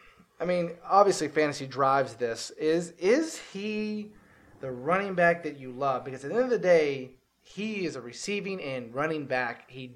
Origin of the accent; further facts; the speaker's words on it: West Virginia, United States; Growing up in West Virginia